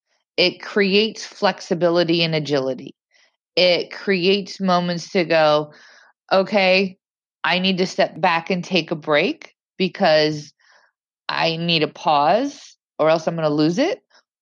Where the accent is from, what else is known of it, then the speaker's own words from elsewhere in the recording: Indiana, United States; also born or lived in Massachusetts / London; now in New York, United States; I'm from Indiana. I moved to New York. I moved to Massachusetts. I moved back to New York. I lived in London. I moved back to New York.